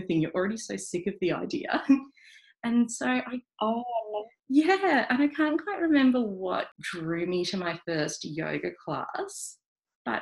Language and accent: English; Melbourne, Victoria, Australia; I grew up in inner city Melbourne, in Albert Park.